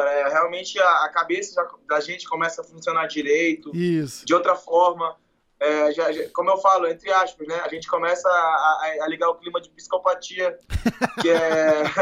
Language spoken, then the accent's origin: Portuguese; Macapá, Amapá, Brazil; Cara, eu sou de Macapá.